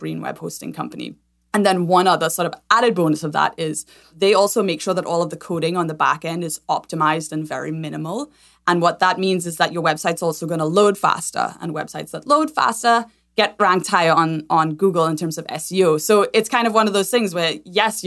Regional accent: Trinidad & Tobago; moved away as an adult; now in United States; I'm originally from Trinidad and Tobago, born and raised there, and have lived in the States for about 15 years.

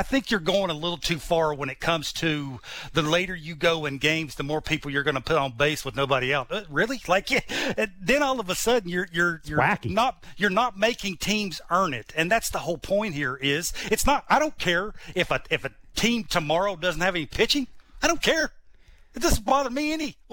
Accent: Virginia, United States; born or raised there

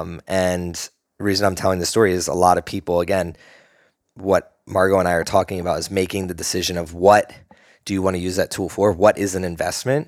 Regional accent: East Coast, United States; now in Austin, United States; I'm from the East Coast

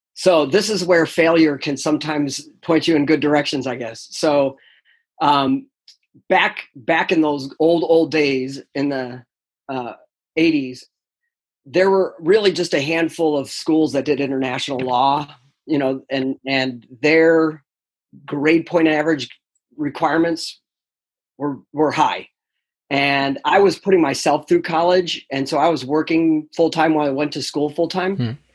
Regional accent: upstate New York, United States; moved away as an adult; also born or lived in Delaware; I'm actually originally from New York, upstate New York

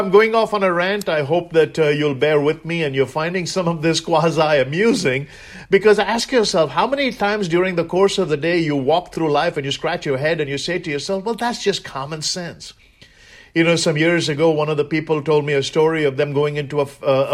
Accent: India; moved away as an adult

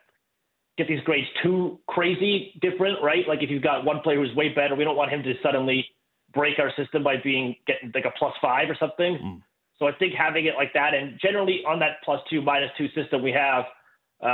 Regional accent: Kingston, Ontario, Canada; also born or lived in Ottawa; I'm from Canada. Grew up in Kingston, went to school in Ottawa

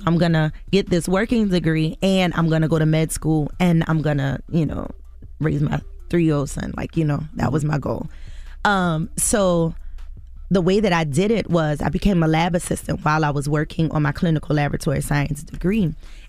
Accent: the South, United States; we're from the South.

